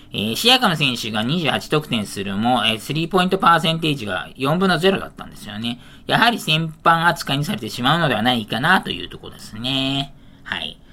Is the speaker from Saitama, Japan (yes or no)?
yes; Saitama, Japan; 私の地元埼玉なんですが